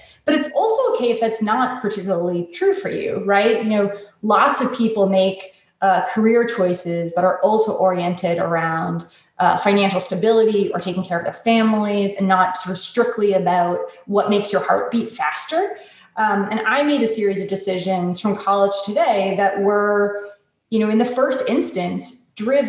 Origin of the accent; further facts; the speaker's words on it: Connecticut, United States; I grew up in a wealthy suburb of Connecticut with great public schools and white picket fences and all that.